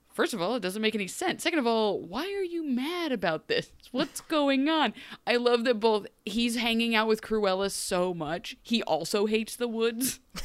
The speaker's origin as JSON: {"language": "English", "country": "United States", "said": "I, as an American"}